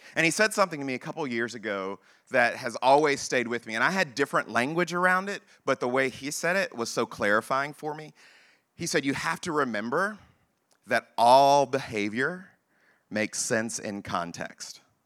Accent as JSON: {"language": "English", "region": "Texas", "country": "United States", "said": "I am black and from Texas"}